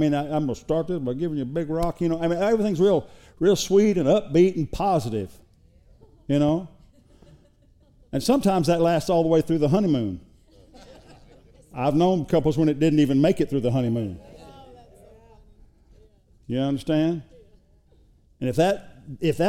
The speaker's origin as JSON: {"language": "English", "region": "Oklahoma", "country": "United States", "moved": "yes", "lives_now": "Texas, United States", "said": "we're from Oklahoma"}